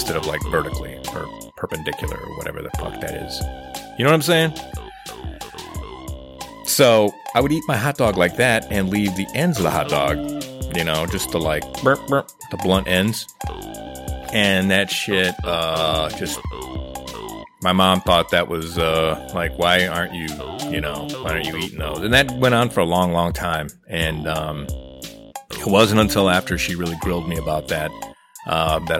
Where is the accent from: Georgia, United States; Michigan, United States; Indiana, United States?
Indiana, United States; East Chicago; I grew up in East Chicago